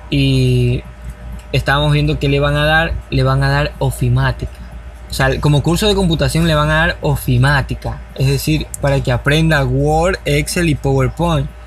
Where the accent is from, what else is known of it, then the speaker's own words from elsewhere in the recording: Ecuador; hablemos como ecuatorianos que somos.